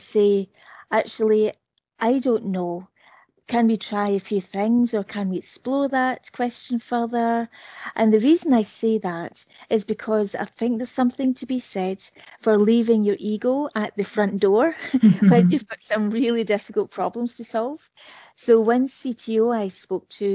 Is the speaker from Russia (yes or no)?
no; United Kingdom; I'm British